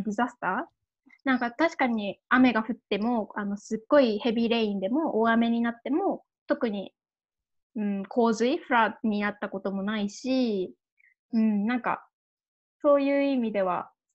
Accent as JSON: {"language": "Japanese", "region": "Saitama", "country": "Japan", "tie": "born or raised there", "said": "私とかだったらなんか埼玉県です"}